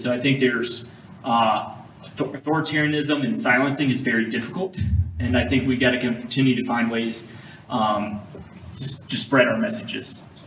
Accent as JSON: {"language": "English", "town": "Ridgeland", "region": "Mississippi", "country": "United States", "tie": "born or raised there", "said": "I grew up in Mississippi, um, um, Jackson Metro, Ridgeland was uh, that's close enough where I was born"}